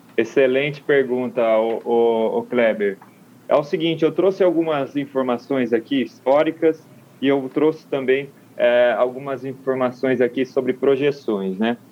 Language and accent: Portuguese; São Carlos, São Paulo, Brazil; moved away; São Carlos, minha terra natal